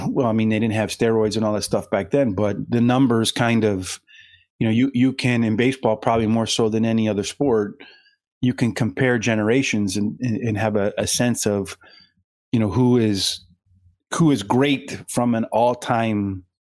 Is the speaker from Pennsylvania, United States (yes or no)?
yes; the Poconos, Pennsylvania, United States; growing up in the Poconos, not too far out of New York